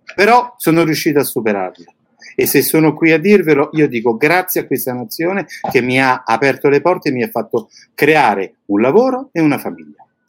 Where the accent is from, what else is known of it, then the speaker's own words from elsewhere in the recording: Italy; moved away as an adult; now in Bulgaria; sono un italiano che è partito da tanti anni. Però non mi sono mai dimenticato e non mi dimenticherò mai la mia terra